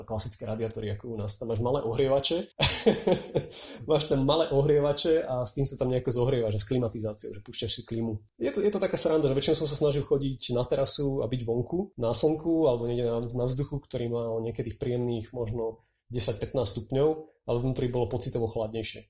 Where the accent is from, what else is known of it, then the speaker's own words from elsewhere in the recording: Slovakia; moved away as an adult; also born or lived in Israel; povedal som im, že Slovensko